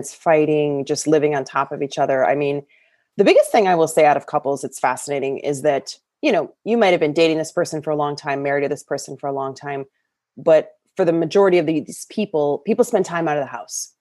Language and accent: English; Michigan, United States; moved away as an adult; now in California, United States; I'm from Michigan, raised with very Midwest values, Midwest lifestyle